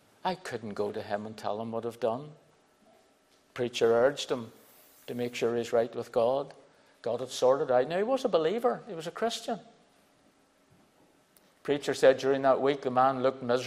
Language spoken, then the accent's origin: English; Belfast, Northern Ireland, United Kingdom; I was brought up in Belfast